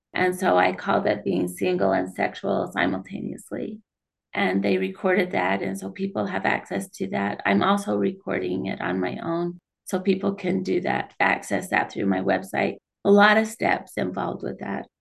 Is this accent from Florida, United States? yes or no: no; Kaysville, Utah, United States; also born or lived in St. George, Utah; I grew up in Kaysville, Utah